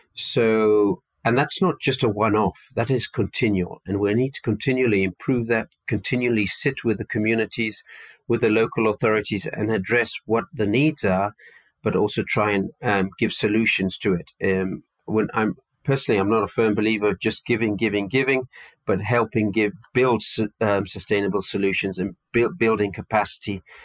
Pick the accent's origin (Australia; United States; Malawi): Malawi; moved away as an adult; also born or lived in United Kingdom; now in Rwanda; I was brought up in Malawi um, and attended boarding school in the UK from a very young age, but was brought up primarily on a farm in Malawi